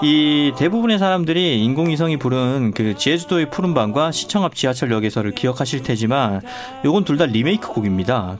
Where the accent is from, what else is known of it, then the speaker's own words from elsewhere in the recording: South Korea; 전 특히 또 시골 출신이고